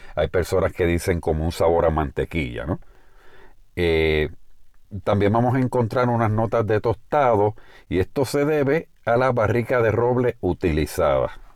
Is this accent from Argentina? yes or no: no; Puerto Rico; En el caso de Puerto Rico, de donde hacemos este programa, este podcast y de donde soy oriundo